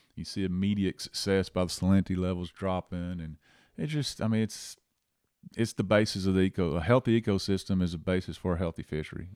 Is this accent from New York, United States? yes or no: no; Angleton, Texas, United States; also born or lived in Louisiana; now in Rockport, United States; I grew up in Angleton, uh, as a kid, uh, actually, I was actually born in Louisiana